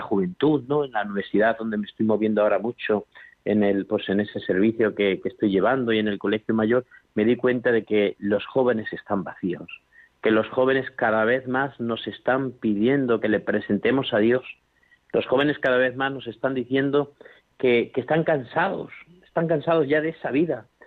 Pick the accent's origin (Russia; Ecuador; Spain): Spain; La Mancha; moved away; also born or lived in Extremadura; en mi pueblo, por ejemplo, de La Mancha, donde yo soy, pues me acuerdo que cuando yo era más joven y vivía por allí